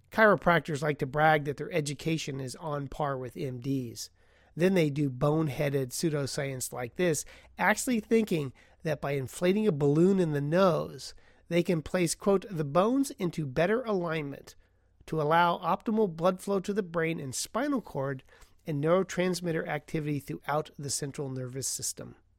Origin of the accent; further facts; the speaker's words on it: Portland, Oregon, United States; Portland, Oregon, my hometown